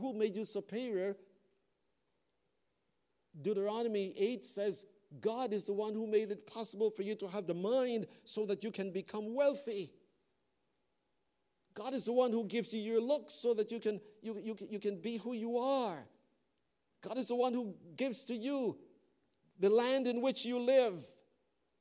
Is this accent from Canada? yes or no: yes; Canada; I am a Canadian. That's the passport I travel with. I love this country.